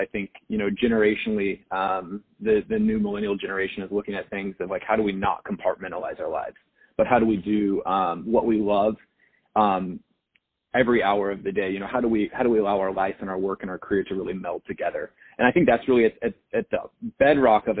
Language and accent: English; Wichita, Kansas, United States; in Kansas, where I grew up in Wichita